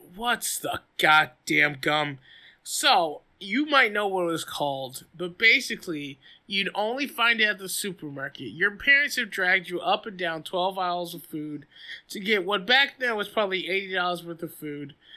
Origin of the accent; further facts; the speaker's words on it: the South, United States; as a Southerner